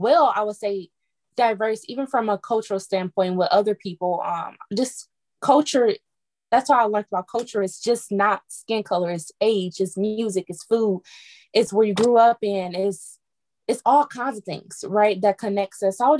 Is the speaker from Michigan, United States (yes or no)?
yes; Detroit, Michigan, United States; I grew up in Detroit